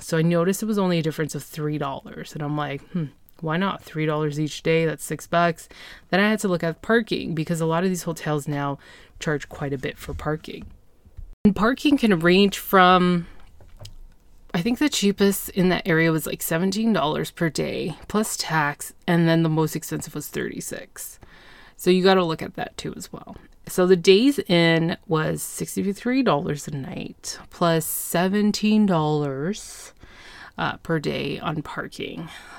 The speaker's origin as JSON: {"language": "English", "region": "Ontario", "country": "Canada", "said": "I'm from Ontario. Why am I being charged a tourist tax?"}